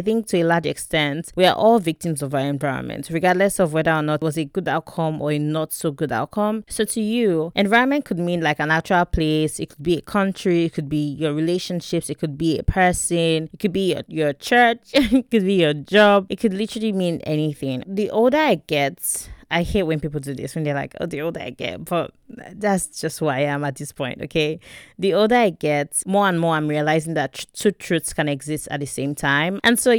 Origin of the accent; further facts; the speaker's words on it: Warri, Delta, Nigeria; Like how going to boarding school outside of Warri, where I grew up, by the way, I grew up in Warri.